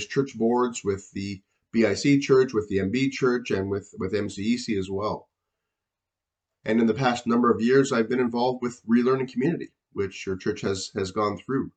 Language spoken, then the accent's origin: English; Niagara region, Ontario, Canada; also born or lived in Hamilton area; I grew up in the Niagara region